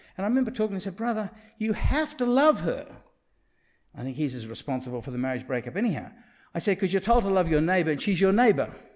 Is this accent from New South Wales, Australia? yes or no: yes; Sydney, New South Wales, Australia; I grew up in Rose Bay